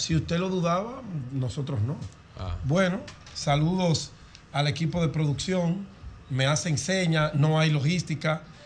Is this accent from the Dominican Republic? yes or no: yes; Dominican Republic; mi pueblo dominicano